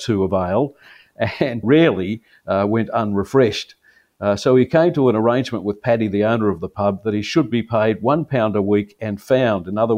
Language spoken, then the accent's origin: English; Melbourne, Victoria, Australia; I grew up in Melbourne